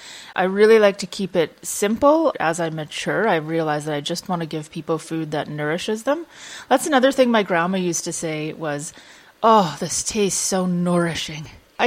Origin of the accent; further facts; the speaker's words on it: northern Saskatchewan, Canada; also born or lived in Prince Albert, Saskatchewan / Birch Hills, Saskatchewan; I was born in Prince Albert, Saskatchewan, and when I was 2 months old, my parents moved us, my 2.5-year-old sister and … north to Besnard Lake.